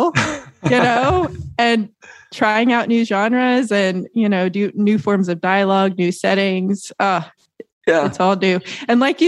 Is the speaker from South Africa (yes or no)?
no; Tennessee, United States; moved away as an adult; now in Hoboken, United States; we're from Tennessee and we're like, we've never lived in the actual proper city